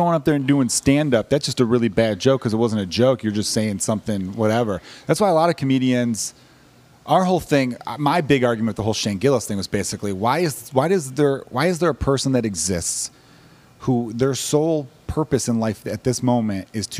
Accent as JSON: {"language": "English", "country": "United States", "said": "as an American with pure Irish ancestry"}